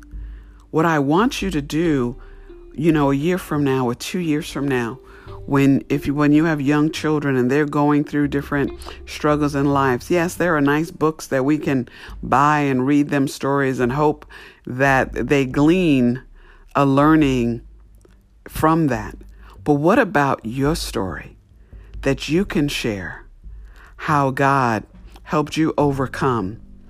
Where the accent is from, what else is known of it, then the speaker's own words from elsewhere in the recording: New York, United States; I grew up in New York